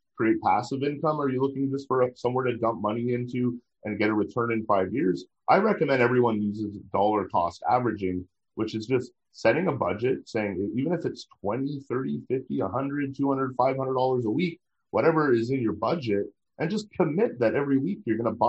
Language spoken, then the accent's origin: English; Ottawa, Ontario, Canada; Ottawa, my hometown